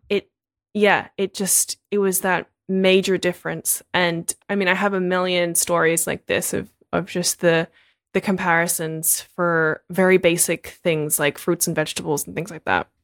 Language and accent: English; Australia; moved away as an adult; now in United States; I'm Australian